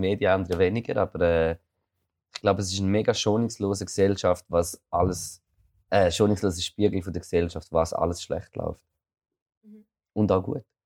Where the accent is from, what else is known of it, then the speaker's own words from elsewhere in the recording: near Toggenburg / Appenzell, Eastern Switzerland, Switzerland; ich komme noch aus der Ostschweiz, das ist so... Ich bin eigentlich so fast, fast am Fuß von Toggenburg gewohnt oder vom Appenzell